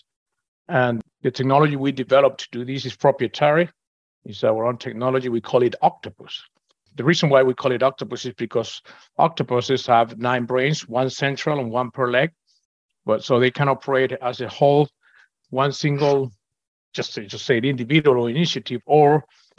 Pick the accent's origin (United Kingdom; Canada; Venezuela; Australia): Venezuela; moved away as an adult; now in Houston, United States; I'm originally from Venezuela.